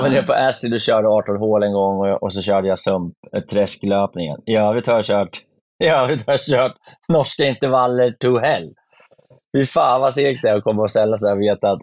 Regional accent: Sweden; Som svensk

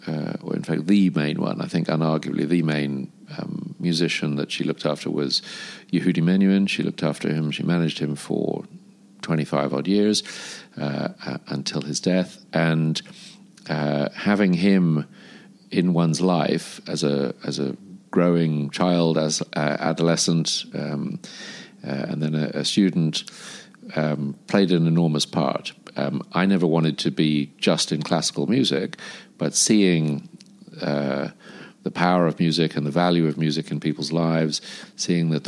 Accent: London, United Kingdom; moved away as an adult; also born or lived in South Africa; now in Dubai, United Arab Emirates; I moved to London aged five. I am the son of an author and a music agent. And I grew up initially in London and the UK

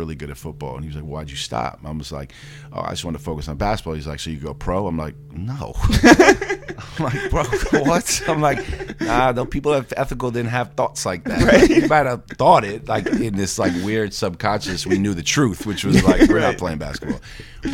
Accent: New York City, New York, United States; Growing up in the Upper West Side

